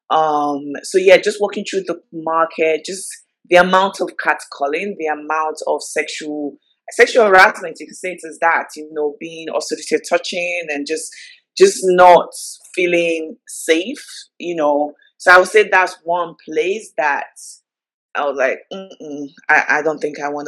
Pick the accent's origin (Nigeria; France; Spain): Nigeria; obviously start with my hometown, start in Nigeria. Like, come on, like Nigerians, like we give, we're the party.